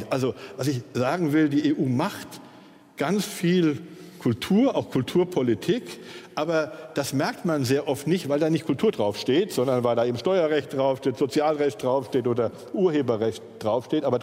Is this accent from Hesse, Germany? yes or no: yes; Hesse, Germany; now in Berlin, Germany; ich, also ich, bin Hesse, bin irgendwann übers Rheinland und Ruhrgebiet nach Berlin gekommen. Jetzt bin ich Berliner.